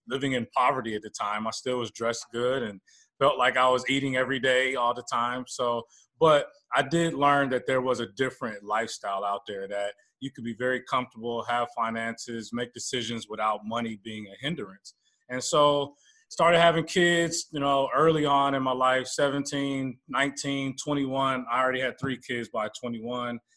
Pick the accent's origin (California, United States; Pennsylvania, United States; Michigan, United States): California, United States; Oakland; born and raised in the Bay Area, Oakland, California area, San Francisco area